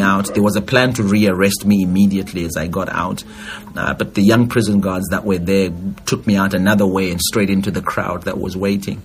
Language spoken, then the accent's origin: English; Zimbabwe; 25 years of my uh, growing up in Zimbabwe